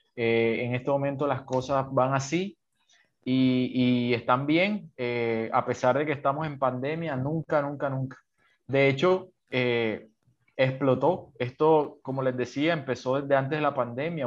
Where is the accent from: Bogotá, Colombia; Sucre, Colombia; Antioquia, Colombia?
Sucre, Colombia; Sincelejo; moved away as an adult; now in Cartagena, Colombia; yo soy de una ciudad pequeña de Colombia, de, del norte de Colombia, que se llama Cincelejo, pero ahorita ya llevo dos años viviendo en, en una ciudad